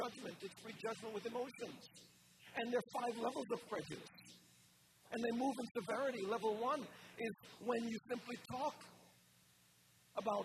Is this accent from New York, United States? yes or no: yes; New York, United States; born or raised there; also born or lived in Jamaica